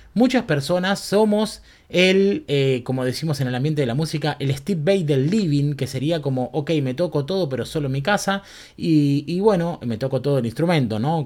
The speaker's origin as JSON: {"language": "Spanish", "town": "Berazategui", "region": "Buenos Aires Province", "country": "Argentina", "tie": "born or raised there", "also_born_or_lived": "Quilmes", "said": "viví en Verazategui toda mi vida"}